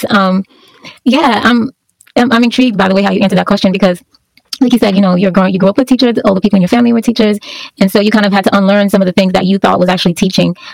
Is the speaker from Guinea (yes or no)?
no; Barbados; now in Calgary, Canada; I'm from the Caribbean, so I'm assuming you're from the Caribbean. I am a born and bred Barbadian.